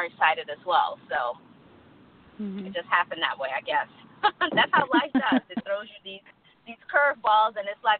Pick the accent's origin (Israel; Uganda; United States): United States; Texas; moved away as an adult; also born or lived in Colorado; now in Albany, United States; I was born, raised in Texas, moved out of my mother's home when I was 19, 20 years old.